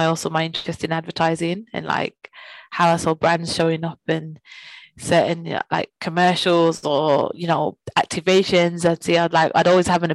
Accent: Birmingham, West Midlands, United Kingdom; moved away; I'm originally from Birmingham. I grew up with my mom.

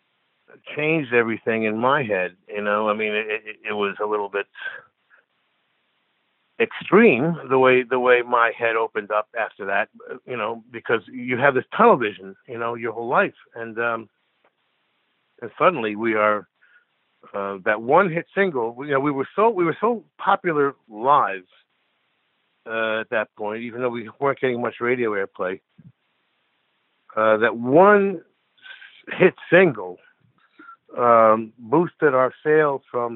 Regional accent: United States; I'm an American

